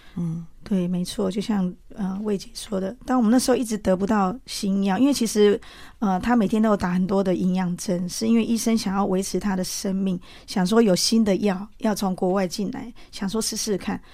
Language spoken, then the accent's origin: Chinese; Taiwan; also born or lived in Pitou, Changhua County, Taiwan; 我台湾土生土长了